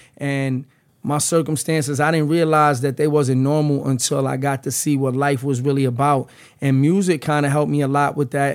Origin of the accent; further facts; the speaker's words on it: New York City, New York, United States; moved away as an adult; now in New Jersey, United States; I'm from the Lower East Side. I grew up in the Lower East Side, but I reside in Jersey